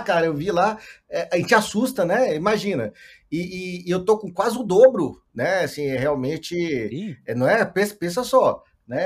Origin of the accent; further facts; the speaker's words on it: Montes Claros, Minas Gerais, Brazil; moved away; also born or lived in Belo Horizonte; sou do interior de Minas, uma cidade chamada Montes Claros, eu morava em Belo Horizonte nesse, nessa época